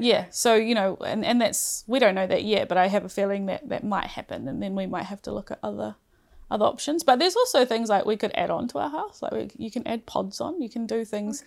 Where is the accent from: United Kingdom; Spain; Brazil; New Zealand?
New Zealand; Rotorua, Bay of Plenty; also born or lived in Auckland; now in Whangarei, New Zealand; I come from Rotorua, born and bred in Rotorua